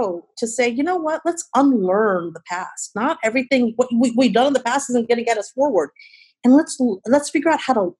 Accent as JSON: {"language": "English", "town": "Chicago", "region": "Illinois", "country": "United States", "tie": "born or raised there", "also_born_or_lived": "India", "said": "my hometown, Chi-Town"}